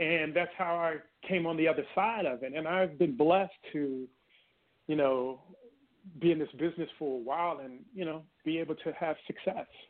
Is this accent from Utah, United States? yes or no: no; Washington, District of Columbia, United States; also born or lived in Oklahoma City, Oklahoma; I was born in Oklahoma City. Whoa. However, I grew up in Washington D.C. and Maryland area